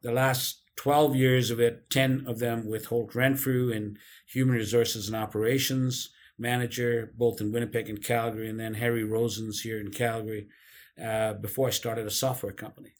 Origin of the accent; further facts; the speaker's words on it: Karachi, Sindh, Pakistan; moved away as an adult; now in Canada; Grew up in a place called Karachi, right on the ocean. I was there till I was nineteen years old, and then I immigrated to Canada